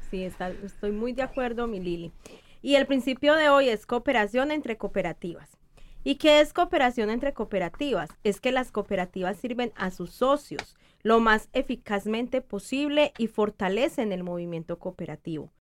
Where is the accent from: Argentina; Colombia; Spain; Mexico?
Colombia; yo soy colombiana